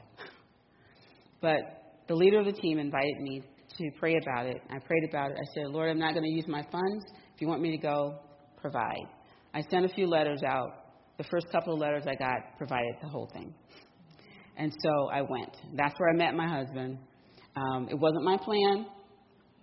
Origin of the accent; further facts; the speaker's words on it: Alabama, United States; moved away as an adult; also born or lived in Washington, D.C.; I'm originally from Alabama